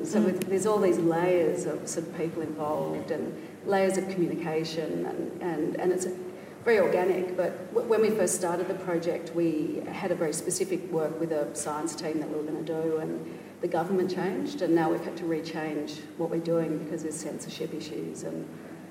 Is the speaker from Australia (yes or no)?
yes; Australia; an Australian artist who has a shed out the back of my house